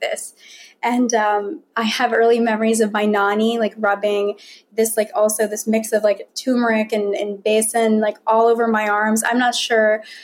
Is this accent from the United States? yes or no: yes; Virginia, United States; although I was born in Virginia, raised in Virginia